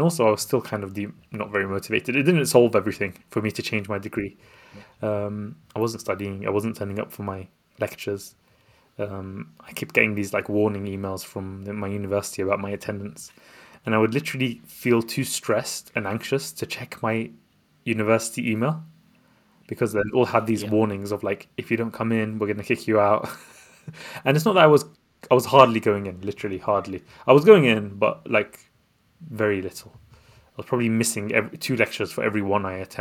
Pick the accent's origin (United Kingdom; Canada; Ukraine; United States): United Kingdom; London; also born or lived in Baghdad, Iraq; I was born in Baghdad. This is back home in Baghdad, Iraq. I was born there, and I came to London when I was 3 years old to escape the wars and Saddam Hussein. And we basically grew up in a quite a modest background